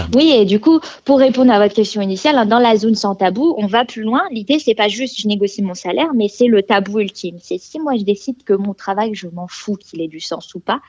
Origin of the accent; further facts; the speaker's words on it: France; moved away as an adult; now in Sweden; je suis euh, née en France. Je vis maintenant en Suède, mais je suis née en France